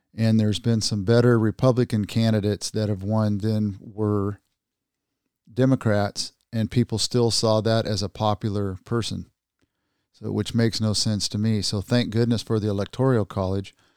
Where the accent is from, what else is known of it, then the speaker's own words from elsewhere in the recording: United States; as Americans